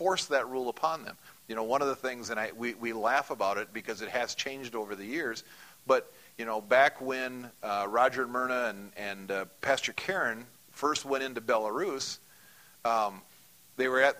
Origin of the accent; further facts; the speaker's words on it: United States; As an American